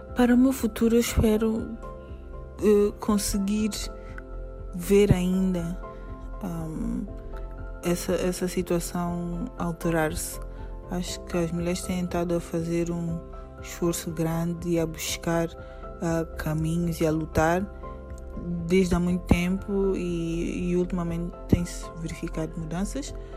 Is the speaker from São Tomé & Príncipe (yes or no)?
yes; São Tomé & Príncipe; tenho 36 anos e sou de São Tomé e Príncipe